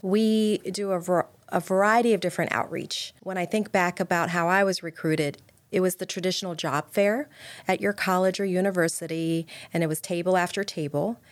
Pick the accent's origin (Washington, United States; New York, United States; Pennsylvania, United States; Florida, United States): Pennsylvania, United States; now in Maryland, United States; I'm from Pennsylvania